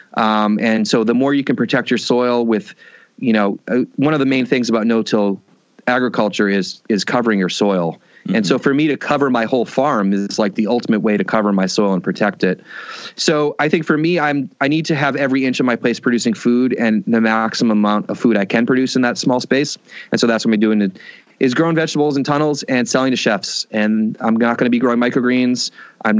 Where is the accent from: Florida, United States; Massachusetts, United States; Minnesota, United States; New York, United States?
Massachusetts, United States; Boston; moved away; I grew up in Boston, very urban, like literally streetcar in front of my house